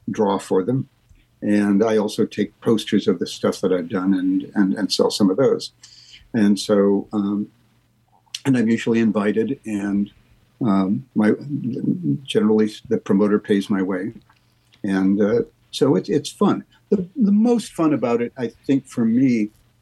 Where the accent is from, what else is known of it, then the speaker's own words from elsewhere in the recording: Lincoln, Nebraska, United States; moved away; I'm going to go to my hometown and live there for maybe 6 months, Lincoln, Nebraska